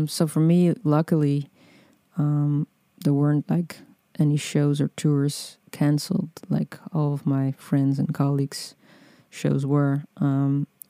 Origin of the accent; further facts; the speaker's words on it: Netherlands; also born or lived in Amsterdam; I'm from the Netherlands and I'm recording this podcast from Amsterdam, which is where I'm based